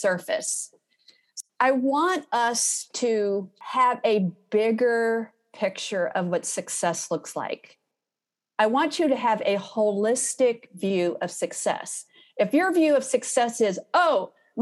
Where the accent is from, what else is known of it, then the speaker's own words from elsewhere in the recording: Houston, Texas, United States; I'm from Houston